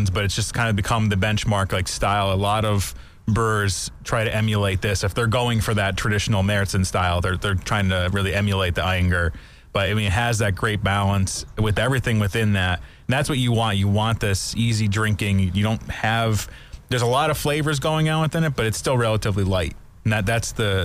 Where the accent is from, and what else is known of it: United States